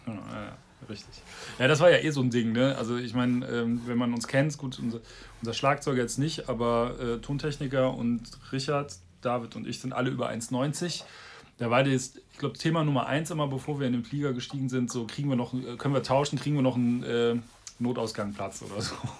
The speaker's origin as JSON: {"language": "German", "town": "Bonn", "region": "North Rhine-Westphalia", "country": "Germany", "tie": "born or raised there", "said": "Bonn, meine Heimatstadt"}